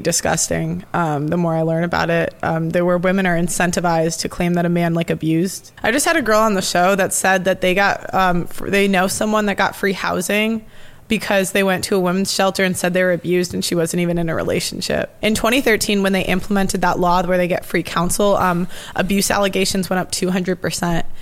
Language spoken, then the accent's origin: English; United States; I'm American